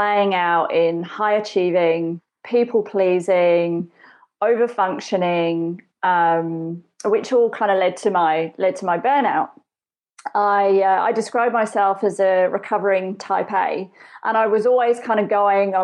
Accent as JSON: {"language": "English", "region": "England", "country": "United Kingdom", "tie": "born or raised there", "said": "I grew up in England."}